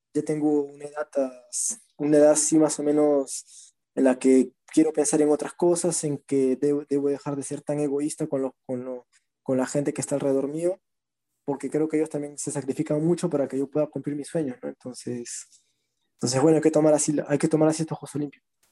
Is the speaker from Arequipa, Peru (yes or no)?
no; Lima, Peru; del RIMAC, de donde yo vengo